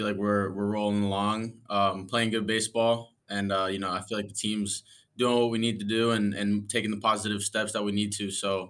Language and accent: English; Parkland, Florida, United States; I grew up in Parkland.